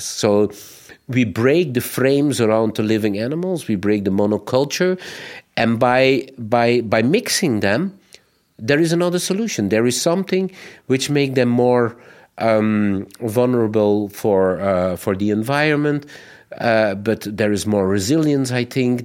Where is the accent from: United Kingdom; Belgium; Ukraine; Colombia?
Belgium; we, as Belgians